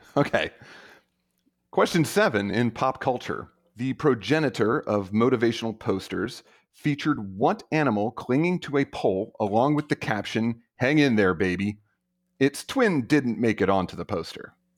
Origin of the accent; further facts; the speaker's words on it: Maryland, United States; moved away as an adult; also born or lived in South Carolina / Arkansas; now in Turlock, United States; I'm originally from Maryland